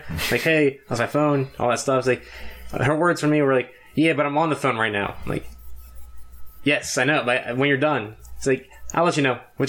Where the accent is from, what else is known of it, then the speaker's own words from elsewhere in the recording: Philadelphia, Pennsylvania, United States; "Hey, I'm from Philly. I lost my phone."